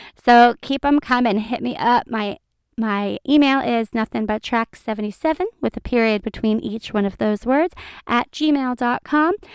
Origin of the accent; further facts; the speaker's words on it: Ohio, United States; we're from Ohio